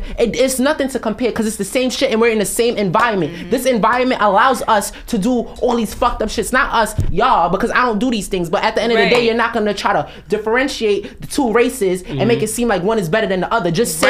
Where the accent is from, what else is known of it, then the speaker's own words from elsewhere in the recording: Jamaica; I'm Jamaican